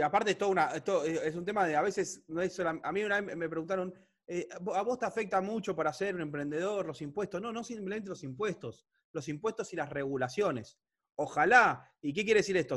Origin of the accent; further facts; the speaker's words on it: Argentina; soy argentino